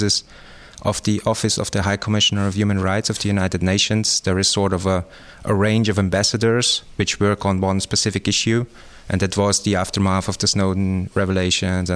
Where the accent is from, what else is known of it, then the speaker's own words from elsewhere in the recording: Tyrol, Austria; moved away as an adult; also born or lived in Innsbruck, Austria / Germany / Leeuwarden, Netherlands; now in Netherlands; I grew up in Tyrol, in Austria, in a small village, also in the mountains.